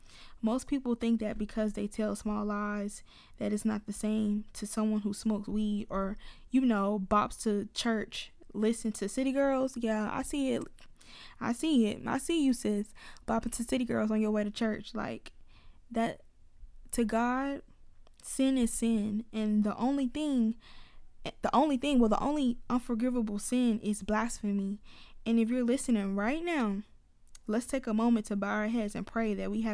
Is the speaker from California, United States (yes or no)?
no; Atlanta, Georgia, United States; Y'all, I told y'all I'm from Atlanta, so please bear with me when I'm talking.